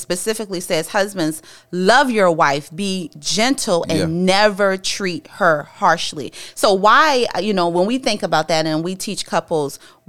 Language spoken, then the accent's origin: English; Charleston, South Carolina, United States; we from the hood, right? And so, and, you know, and growing up in the Geechee Gullah culture, that's where we're from.